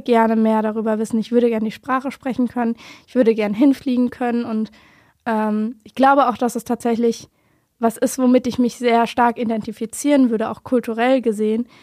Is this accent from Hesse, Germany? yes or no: yes; Wiesbaden, Hesse, Germany; born or raised there